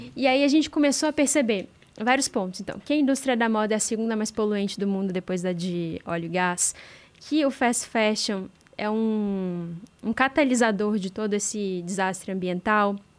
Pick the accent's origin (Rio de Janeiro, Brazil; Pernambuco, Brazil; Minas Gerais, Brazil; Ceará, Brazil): Minas Gerais, Brazil; Juiz de Fora; eu sou do interior de Minas é, de Juiz de Fora